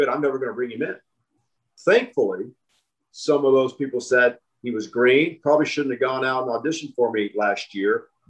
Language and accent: English; Joplin, Missouri, United States; moved away as an adult; now in Los Angeles, United States; I was from Joplin